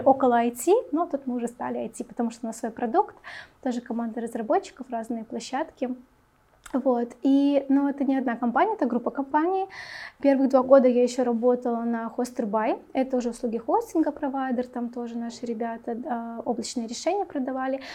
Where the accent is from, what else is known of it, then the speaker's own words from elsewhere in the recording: Minsk, Belarus; Мне 28, я из города Минск